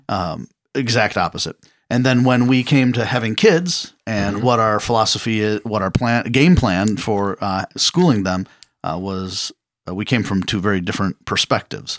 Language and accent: English; Cleveland, Ohio, United States; I grew up here in the Cleveland area, went to Parma City schools.